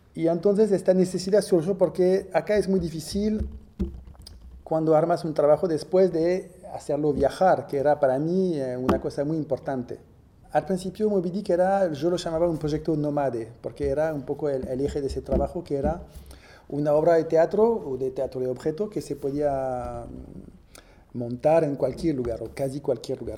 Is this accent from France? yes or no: yes; Villepinte, Île-de-France, France; moved away; Nací eh, cerca de París, en los alrededores de París, en una pequeña ciudad que se llama Villepinte